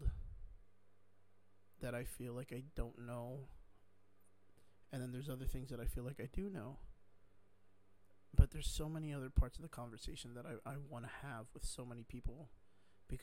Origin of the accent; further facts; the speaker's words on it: South Texas, United States; I come from South Texas